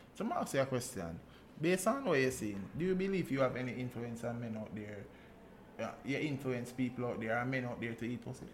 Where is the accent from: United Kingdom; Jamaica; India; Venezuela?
Jamaica; as Jamaicans